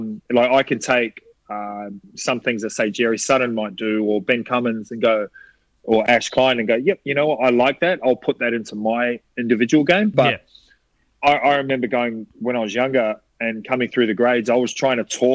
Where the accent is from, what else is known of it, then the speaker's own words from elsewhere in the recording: New Zealand; I grew up back home in New Zealand